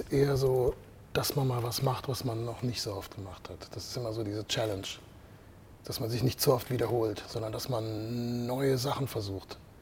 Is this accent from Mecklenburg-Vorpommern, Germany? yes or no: no; Heidelberg, Baden-Württemberg, Germany; moved away as an adult; now in Switzerland; Weil ich bin hier aufgewachsen und habe sehr viele gute Erinnerungen an diese Stadt